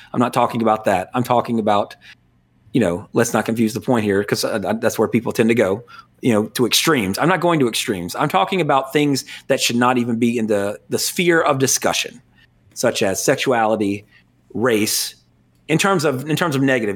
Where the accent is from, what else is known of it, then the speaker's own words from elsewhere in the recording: United States; as an American